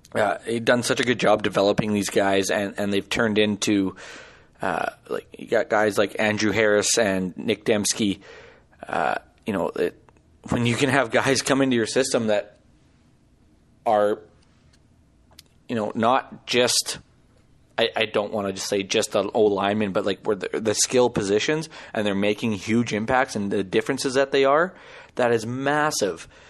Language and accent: English; Saskatchewan, Canada; I'm from Saskatchewan